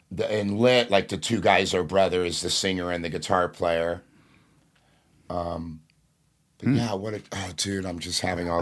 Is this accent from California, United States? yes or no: yes; Fullerton, California, United States; You know, and I grew up in Fullerton and went to Buena Park High School.